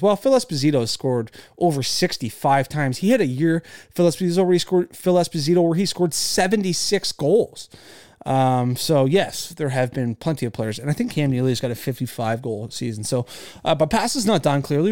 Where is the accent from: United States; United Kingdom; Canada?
Canada; being a Canadian